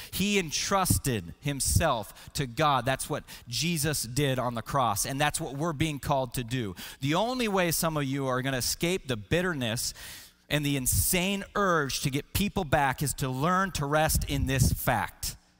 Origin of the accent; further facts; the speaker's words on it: Washington, United States; I grew up in Washington State and I loved to hike